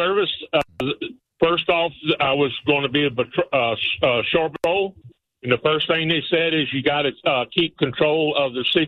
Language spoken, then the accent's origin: English; United States; I grew up in Polk County.